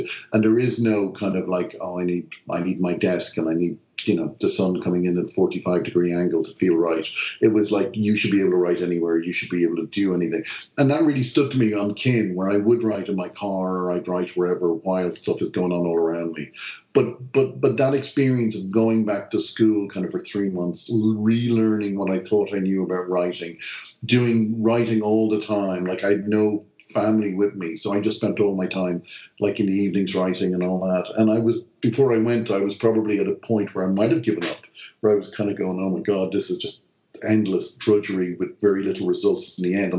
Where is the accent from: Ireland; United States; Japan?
Ireland; I'm this Irish writer